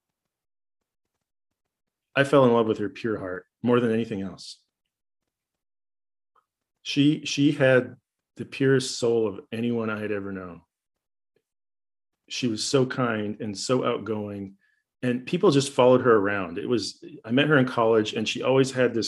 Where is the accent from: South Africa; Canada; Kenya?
Canada; moved away as an adult; also born or lived in Paraguay; now in United States; I was from Canada